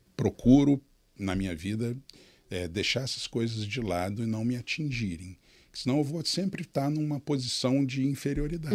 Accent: interior of São Paulo, Brazil; Eu sou do interior de São Paulo, nasci uhum. numa uma cidade bem pequenininha

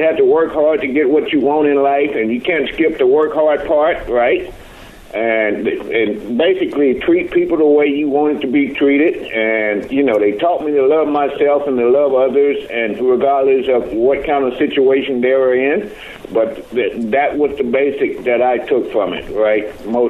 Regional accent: Chattanooga, Tennessee, United States; moved away as an adult; now in Atlanta, United States; So I grew up in Alton Park, the projects, on the south side of town in Chattanooga.

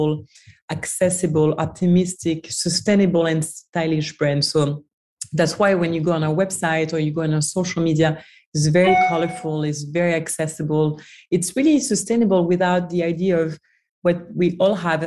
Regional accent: France; moved away as an adult; also born or lived in New York, United States / Washington DC, United States / Dubai / Hong Kong; So I'm from France originally. I grew up in France, studied in France.

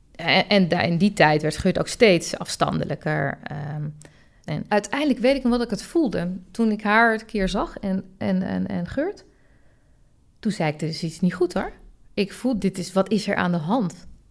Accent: Het Gooi, North Holland, Netherlands; En ik kom zelf uit Gooi

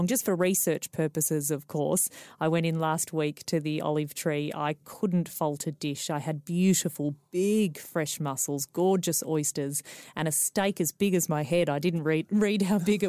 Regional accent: Melbourne, Victoria, Australia; I'm from Melbourne, so we talk about four seasons in one day

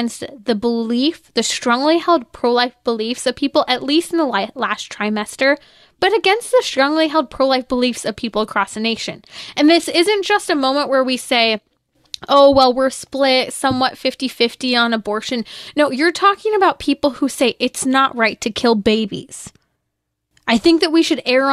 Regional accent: California, United States; I come from California

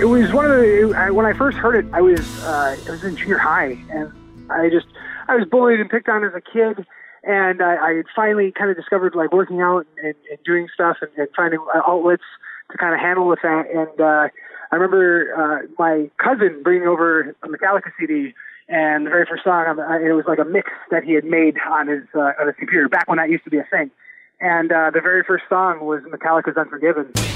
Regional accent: Spencer, Wisconsin, United States; Spencer's my hometown. Uh, first and foremost, is where I grew up

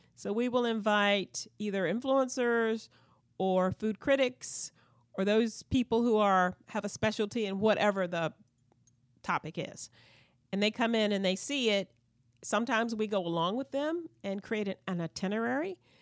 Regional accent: Southampton County, Virginia, United States; now in Richmond, United States; I grew up in Southampton County, and we still have a family farm.

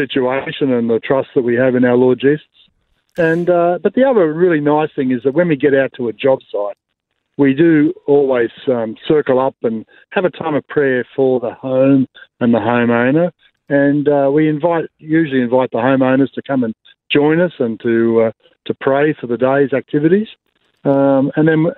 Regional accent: Blue Mountains, New South Wales, Australia; I'm from the Blue Mountains

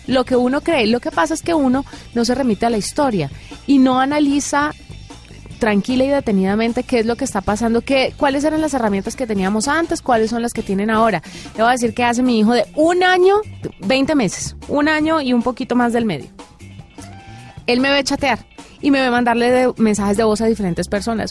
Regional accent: Valle del Cauca, Colombia; moved away; yo que soy del Valle del Cauca

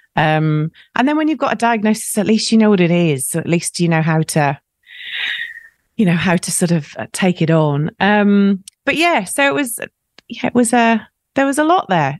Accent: South Wales, United Kingdom; moved away; I grew up in South Wales

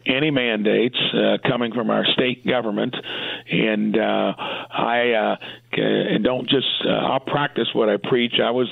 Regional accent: Indiana, United States; I'm in my hometown, sitting in my office

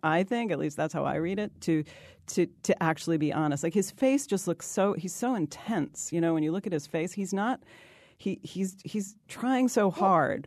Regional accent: New York, United States; I'm from New York.

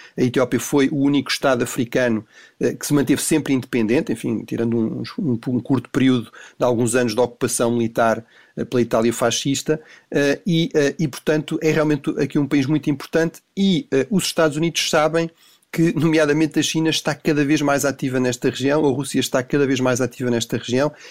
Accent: Tomar, Centro, Portugal; moved away; Bom dia aqui de Tomar

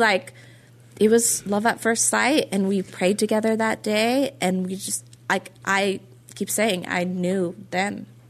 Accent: Norway; And so because I'm Norwegian, we work with 24 hours, like military time, right?

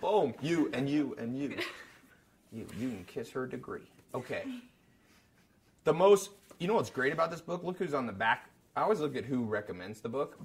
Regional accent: United States; I was American

